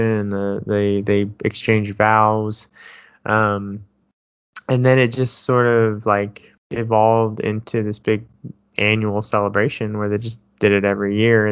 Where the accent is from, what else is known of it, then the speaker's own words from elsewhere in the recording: Davis, California, United States; moved away; growing up in Davis